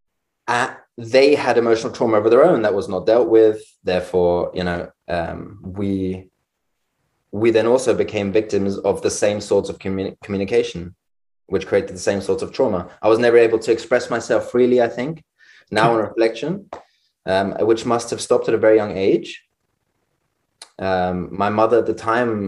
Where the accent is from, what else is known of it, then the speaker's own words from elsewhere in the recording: London, United Kingdom; growing up in London